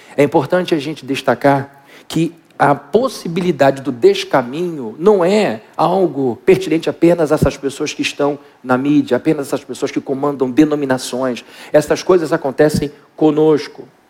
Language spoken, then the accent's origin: Portuguese; Brazil; como bons brasileiros